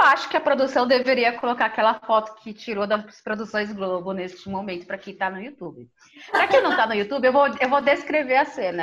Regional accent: São Paulo, Brazil; Eu cresci em periferia, lá no Neocop Campo Limpo

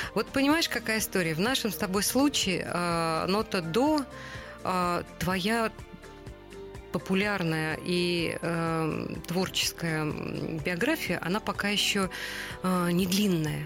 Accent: Saratov, Saratov Oblast, Russia; moved away; Тут сидит две львицы из Саратова рожденные.

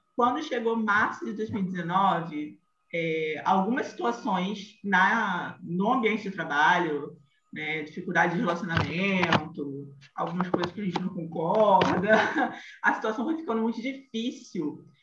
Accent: Rio de Janeiro, Brazil; accent: carioca; sou carioca, como o sotaque denuncia

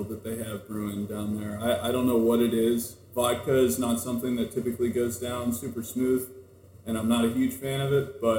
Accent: Pittsburgh, Pennsylvania, United States; now in Toledo, United States; I come from Pittsburgh, Pennsylvania, and the local community there is a little more spread out because you just have so many people.

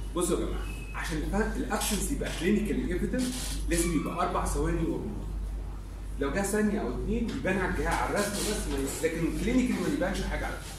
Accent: Egypt; عندنا في مصر

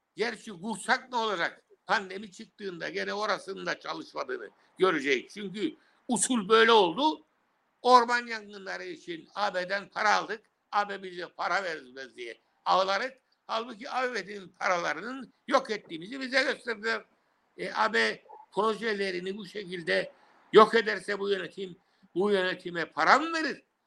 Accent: Cyprus

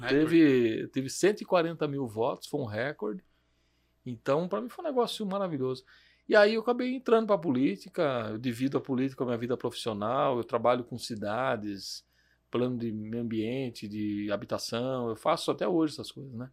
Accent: Jundiaí, São Paulo, Brazil; eu nasci aqui em Jundiaí mesmo, no bairro do Vianello

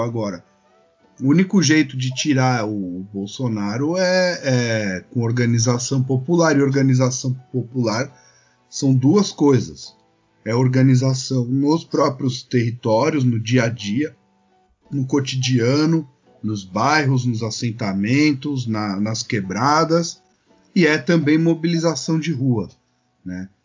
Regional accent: São Paulo, Brazil; now in Florianópolis, Brazil; eu sou de São Paulo, mas eu moro em Florianópolis

